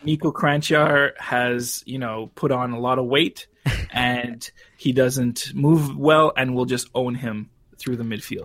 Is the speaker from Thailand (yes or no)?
no; Canada; as a Canadian